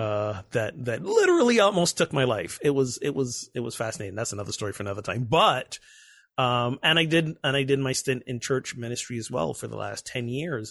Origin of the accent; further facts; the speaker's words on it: Barbados; moved away as an adult; was born and grew up in Barbados, a tiny Caribbean island, for nineteen, twenty years